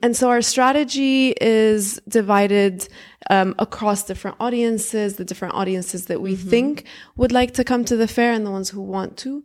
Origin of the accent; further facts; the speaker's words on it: Syria; now in Dubai, United Arab Emirates; I'm originally from Syria